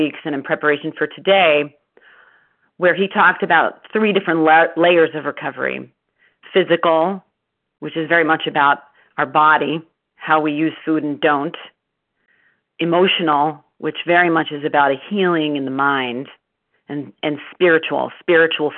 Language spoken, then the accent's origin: English; Baltimore, Maryland, United States; I grew up in Baltimore, Maryland